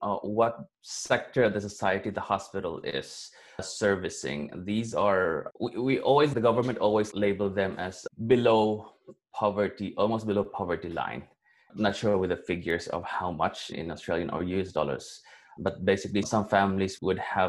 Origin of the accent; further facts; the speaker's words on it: Valencia, Philippines; moved away as an adult; my hometown, because I used to grow up in Valencia in this rural community